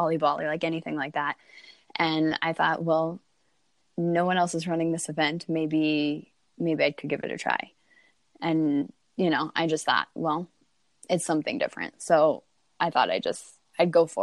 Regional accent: Eastern Plains, Colorado, United States; I grew up actually out east in Colorado, the Eastern Plains

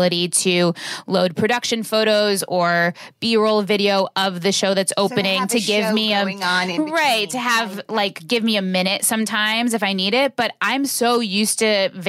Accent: West Hartford, Connecticut, United States; now in New York City, United States; I grew up in West Hartford, Connecticut.

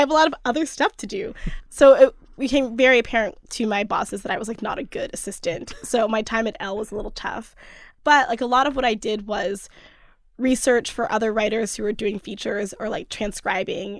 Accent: Cockeysville, Maryland, United States; moved away as an adult; also born or lived in Oakland; now in Brooklyn, United States; I'm from Cockeysville, which is a suburb of Baltimore

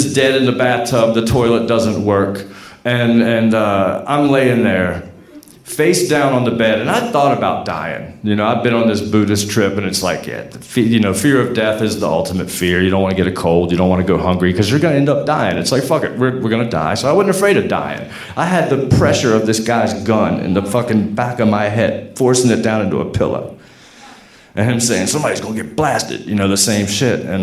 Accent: Portsmouth, Virginia, United States; I'm from Portsmouth

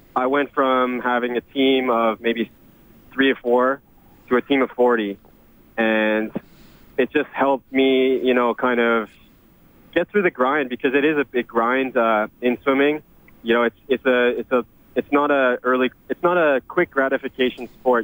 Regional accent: Edmonton, Alberta, Canada; growing up in Edmonton

